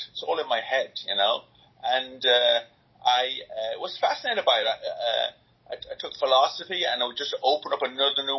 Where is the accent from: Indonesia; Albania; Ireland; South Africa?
Ireland; Enfield, Leinster; moved away as an adult; also born or lived in England / New York; we moved from England to Ireland